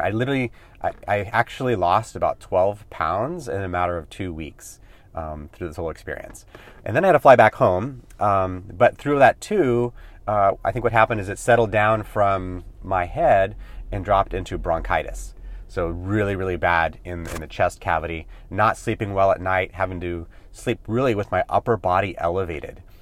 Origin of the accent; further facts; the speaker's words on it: California, United States; also born or lived in Hawaii; I grew up in California